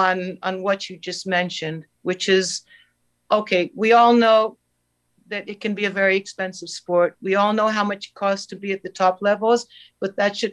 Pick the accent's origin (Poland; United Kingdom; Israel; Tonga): Israel; I was, the Jewish Israeli trainer of the Palestine equestrian team, but kind of incognito as an American.